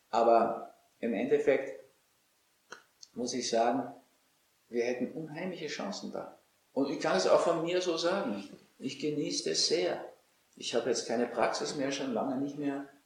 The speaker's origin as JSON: {"language": "German", "country": "Austria", "said": "Also als Österreicher, ehrlich gesagt."}